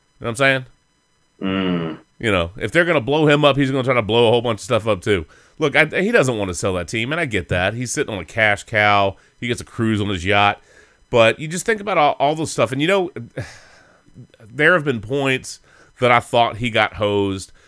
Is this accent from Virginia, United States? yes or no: yes; Richmond, Virginia, United States; I grew up in Richmond, so I grew up with the a lot of Redskin-centric stuff